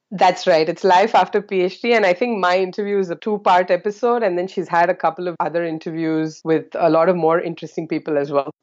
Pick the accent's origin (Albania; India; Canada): India; South India; moved away as an adult; now in Singapore; I'm originally from India, the southern part of India, and that's where I did my high school, undergrad, and postgrad